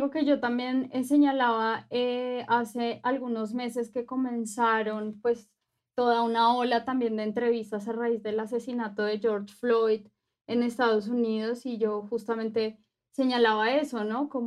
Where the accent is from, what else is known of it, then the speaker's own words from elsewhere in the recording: Colombia; also born or lived in Mexico; now in Mexico City, Mexico; actualmente estoy viviendo aquí en, la Ciudad de México. Soy eh, colombiana, pero también soy mexicana. soy una mujer afrodescendiente.